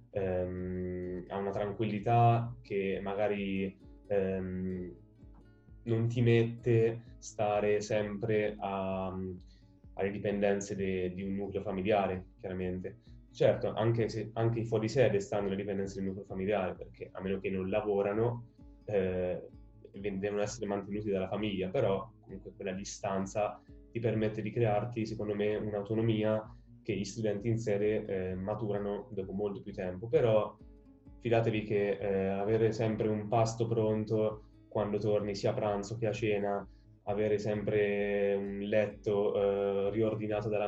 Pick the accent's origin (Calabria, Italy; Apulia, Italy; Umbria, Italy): Umbria, Italy; Perugia; also born or lived in Palermo; io ho sempre vissuto qui a San Sisto, fin da quando avevo un anno, perché sono di Palermo, quindi nato a Palermo, trasferitomi subito qui a Perugia, qui a San Sisto, e quindi mi è andata proprio bene.